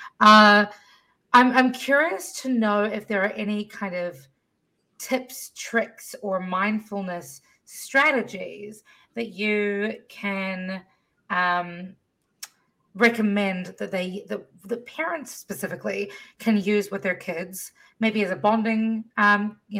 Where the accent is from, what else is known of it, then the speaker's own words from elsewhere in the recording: Fiji; moved away; I spent half my life growing up in Fiji and totally different world